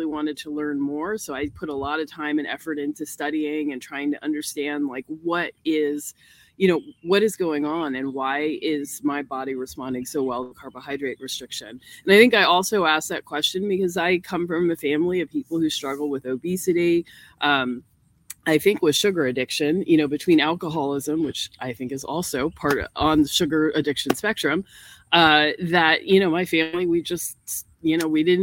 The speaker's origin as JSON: {"language": "English", "region": "New York", "country": "United States", "moved": "yes", "lives_now": "North Carolina, United States", "said": "I'm from New York and not used to having so much access to nature"}